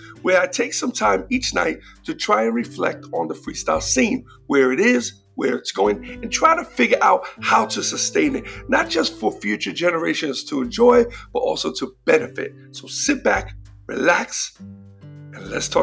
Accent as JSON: {"language": "English", "town": "New York City", "region": "New York", "country": "United States", "moved": "yes", "said": "I'm from the Bronx."}